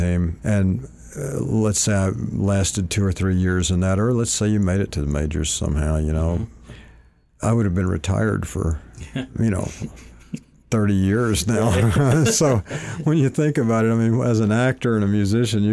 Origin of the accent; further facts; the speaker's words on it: Malvern, Arkansas, United States; moved away as an adult; also born or lived in Hot Springs, Arkansas / Houston, Texas; now in California, United States; I was born in Hot Springs, but raised in a town called Malvern